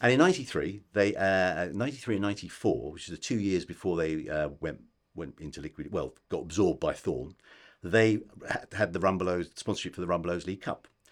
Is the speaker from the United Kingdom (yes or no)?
yes; United Kingdom; we're British